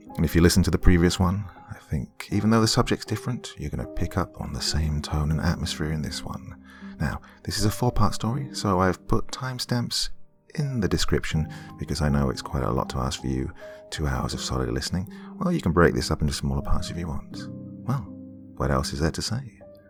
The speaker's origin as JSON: {"language": "English", "town": "Mount Lebanon", "region": "Pennsylvania", "country": "United States", "tie": "born or raised there", "said": "I grew up in Mount Lebanon, an affluent suburb south of the Pittsburgh metro area, and my family was decidedly affluent, even by those lofty standards."}